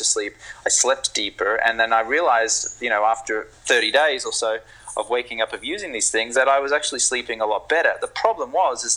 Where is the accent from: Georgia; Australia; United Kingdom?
Australia; Brisbane, Queensland; moved away; I grew up in Brisbane in Australia on the East Coast